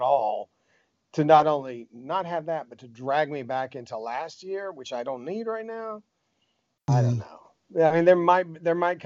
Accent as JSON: {"language": "English", "country": "United States", "said": "as American"}